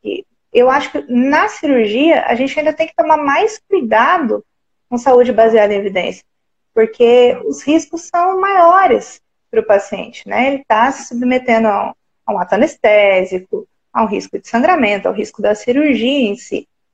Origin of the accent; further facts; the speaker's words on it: Santa Rita do Sapucaí, Minas Gerais, Brazil; Sou de uma cidadezinha pequenininha, Santa Rita do Sapucaí